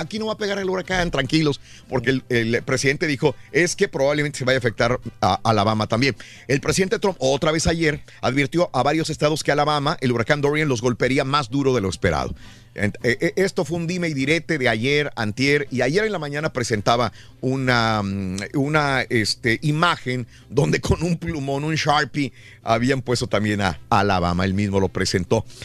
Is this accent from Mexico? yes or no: yes; Mexico; moved away; cuando yo crecí en México